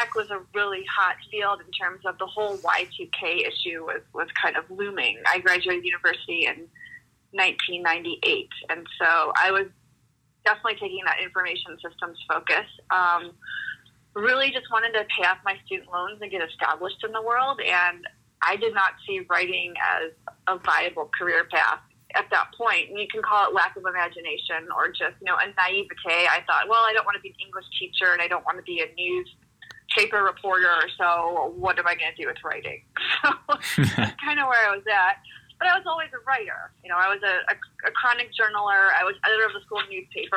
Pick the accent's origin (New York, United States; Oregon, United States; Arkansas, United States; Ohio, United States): Ohio, United States; now in Boulder, United States; my family growing up in Ohio